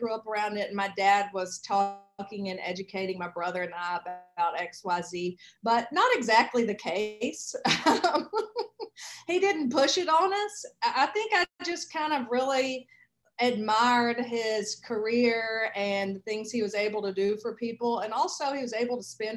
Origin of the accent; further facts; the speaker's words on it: Arkansas Delta, United States; I live in Arkansas and I grew up in the Arkansas Delta